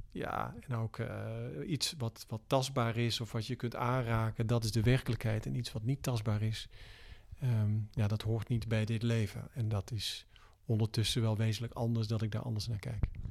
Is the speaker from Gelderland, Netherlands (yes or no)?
no; Tilburg, North Brabant, Netherlands; geboren in Brabant, Tilburg, eh, in negentien drieënzeventig.